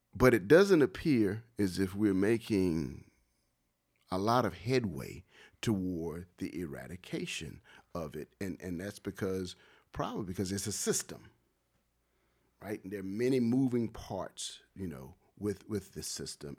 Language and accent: English; Wilmington, Delaware, United States; growing up in Wilmington and playing basketball at the H Street Center